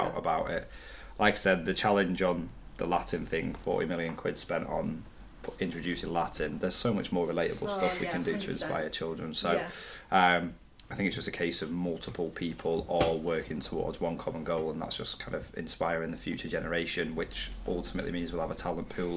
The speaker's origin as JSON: {"language": "English", "town": "Manchester", "region": "North West England", "country": "United Kingdom", "tie": "born or raised there", "also_born_or_lived": "Wilmslow", "said": "I came from quite a rough area of Manchester."}